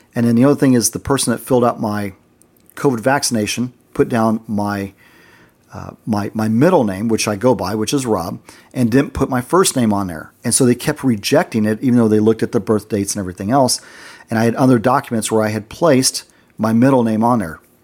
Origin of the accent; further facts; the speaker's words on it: United States; being American there, we were actually in the minority.